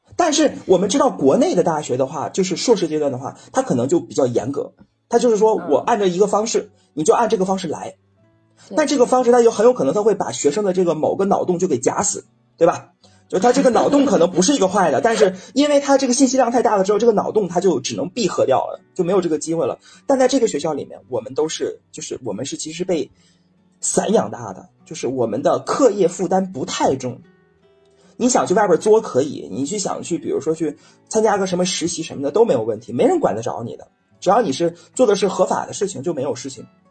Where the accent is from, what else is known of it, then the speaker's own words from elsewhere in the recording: China; 像我这种传统的中国老男人